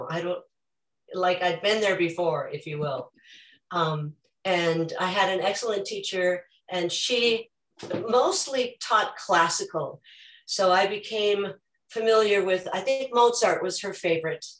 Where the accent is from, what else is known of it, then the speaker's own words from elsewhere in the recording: Minnesota, United States; I grew up in Minnesota with a family that did a lot of singing